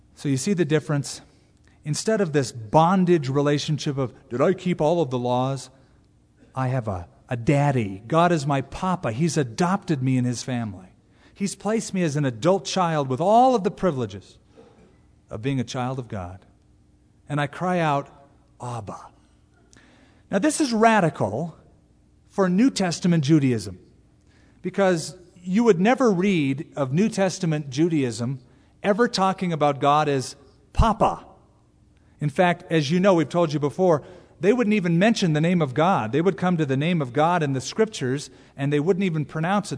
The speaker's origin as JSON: {"language": "English", "country": "United States", "said": "we're American Christians"}